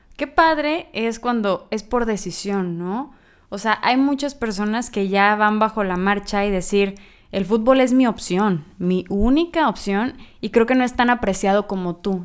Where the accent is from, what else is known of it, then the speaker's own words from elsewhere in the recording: Sinaloa, Mexico; now in Monterrey, Mexico; yo no soy de aquí, soy de Sinaloa, pero llegar aquí a Monterrey